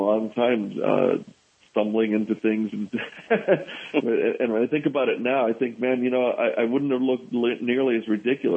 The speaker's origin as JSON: {"language": "English", "town": "New York City", "region": "New York", "country": "United States", "tie": "born or raised there", "said": "I grew up in New York City, so that was a tough and interesting place to grow up"}